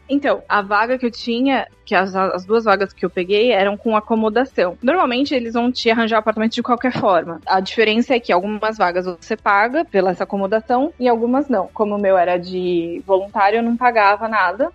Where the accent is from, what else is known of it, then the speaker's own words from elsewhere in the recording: São Paulo, Brazil; moved away as an adult; also born or lived in Campinas, Brazil; now in Egypt; Eu sou de São Paulo, né, originalmente